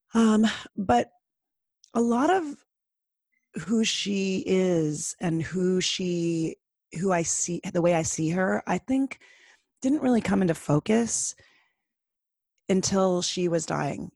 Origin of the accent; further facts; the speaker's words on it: Toronto, Ontario, Canada; I grew up in Toronto